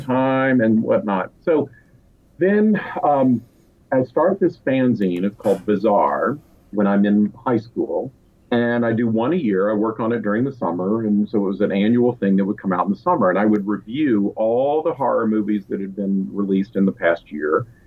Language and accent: English; Asheville, North Carolina, United States; I grew up in Asheville, North Carolina